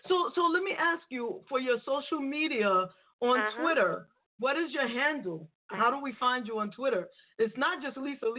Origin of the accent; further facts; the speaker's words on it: New York City, New York, United States; I grew up in the Bronx.